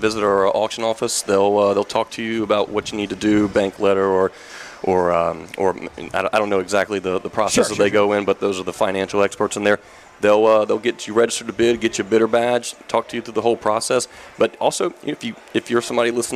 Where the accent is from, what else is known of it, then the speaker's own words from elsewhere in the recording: East Coast, United States; I grew up on the East Coast